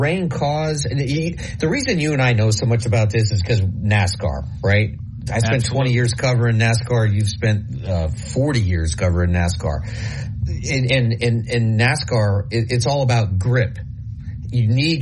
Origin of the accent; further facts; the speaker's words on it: Nebraska, United States; moved away; when I grew up, growing up in Nebraska, there was usually about 3 feet of snow on the ground